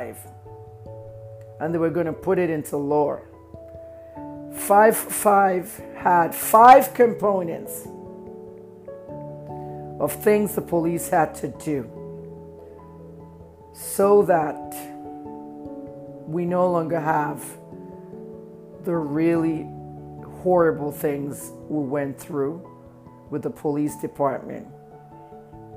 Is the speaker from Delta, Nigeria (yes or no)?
no; Ibadan, Oyo, Nigeria; I was friends with a lot of SARS officers in my hometown, Ibadan, Oyo State, Nigeria